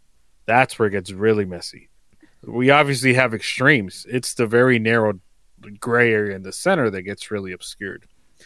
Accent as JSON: {"language": "English", "country": "Mexico", "tie": "born or raised there", "moved": "yes", "lives_now": "United States", "said": "I grew up in Mexico. I literally watched it go down the fucking drain. Like, and I'm not ashamed to say it. I love my country and where I grew up"}